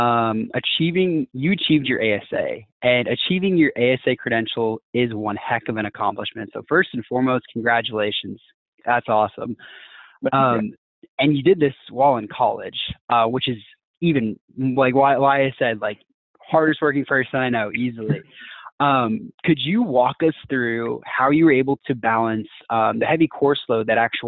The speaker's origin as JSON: {"language": "English", "region": "Texas", "country": "United States", "said": "I'm from Texas"}